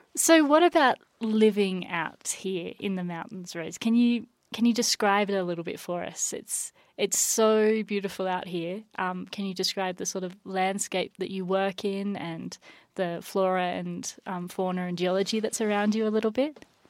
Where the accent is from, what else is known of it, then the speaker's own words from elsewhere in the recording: Australia; now in United States; we don't really have tipping in Australia